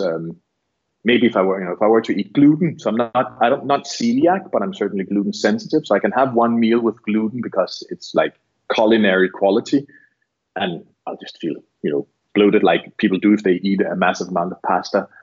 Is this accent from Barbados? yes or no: yes; Barbados; I'm from Barbados